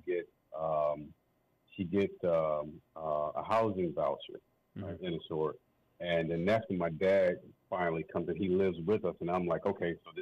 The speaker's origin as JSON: {"language": "English", "town": "St. Louis", "region": "Missouri", "country": "United States", "tie": "born or raised there", "also_born_or_lived": "East Coast", "said": "I grew up in the Midwest. Spent some time out on the East Coast as well, but I spent most of my time in the St. Louis, Missouri area"}